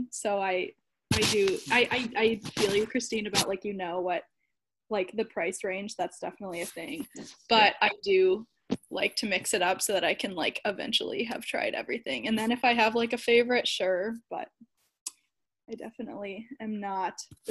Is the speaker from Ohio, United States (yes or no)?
yes; Cleveland, Ohio, United States; moved away; where I'm from Cleveland